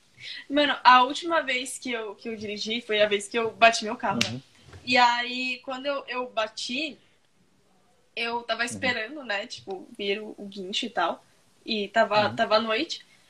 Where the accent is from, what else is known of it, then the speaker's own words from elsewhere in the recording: São Paulo, Brazil; accent: paulistano; also born or lived in Florianópolis; a gente é de São Paulo, então a gente fala assim